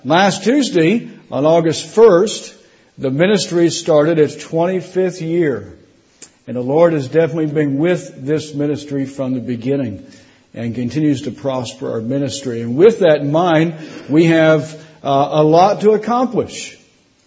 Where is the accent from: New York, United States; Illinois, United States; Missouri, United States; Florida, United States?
Florida, United States; South; also born or lived in Indiana; now in Tennessee, United States; I grew up in South Florida